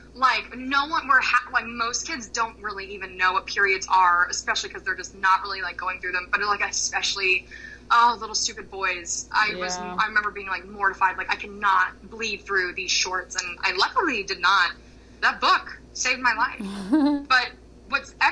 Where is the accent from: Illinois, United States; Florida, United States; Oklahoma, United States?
Florida, United States; growing up in Florida